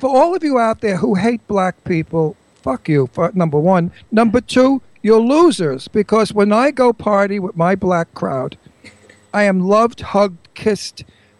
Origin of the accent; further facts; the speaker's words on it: New York City, New York, United States; also born or lived in Long Island; I was born and bred in Brooklyn, and I lived on Long Island.